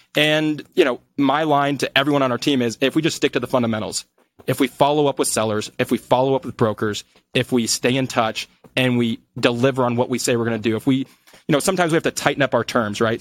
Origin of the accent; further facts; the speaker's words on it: Des Moines, Iowa, United States; moved away as an adult; also born or lived in Colombia; now in Denver, United States; I grew up in Des Moines